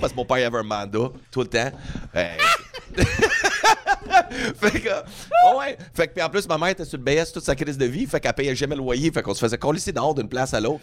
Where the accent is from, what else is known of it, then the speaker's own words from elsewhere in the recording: Edmonton, Alberta, Canada; Edmonton, Alberta